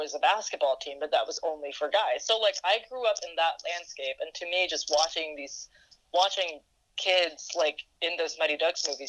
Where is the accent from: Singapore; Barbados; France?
Singapore; now in United States; when I was growing up in Singapore